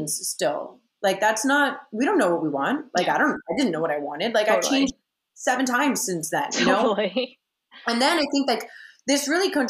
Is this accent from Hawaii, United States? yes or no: no; Miami, Florida, United States; I graduated from FIU, which is a wonderful university. But it's also a commuter school in my hometown